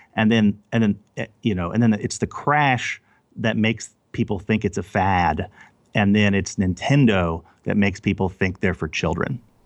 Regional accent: Overland Park, Kansas, United States; also born or lived in Louisiana / El Paso, Texas; we moved to Kansas City, over, to Overland Park, Kansas, to the suburbs of Kansas City, which is where I grew up, in the middle of the United States

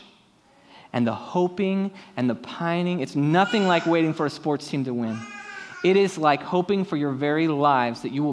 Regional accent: San Diego, California, United States; my hometown Padres

